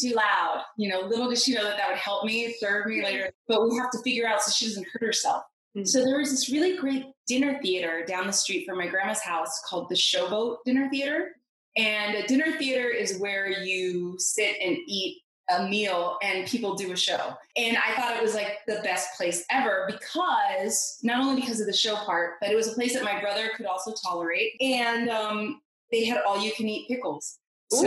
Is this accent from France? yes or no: no; Los Angeles, California, United States; I was born in Los Angeles, California.